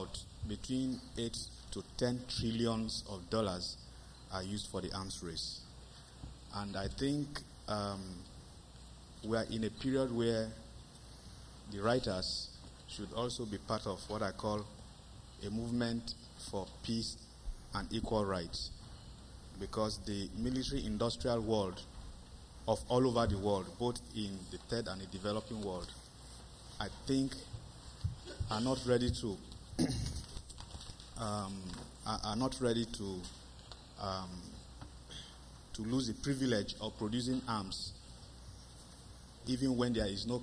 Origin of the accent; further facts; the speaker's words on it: Nigeria; I'm from Nigeria